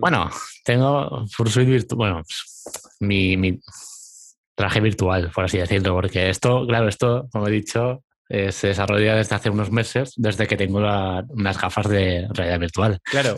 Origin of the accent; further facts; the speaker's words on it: Castellón de la Plana, Valencian Community, Spain; soy de España, de, de Valencia, no, Castellón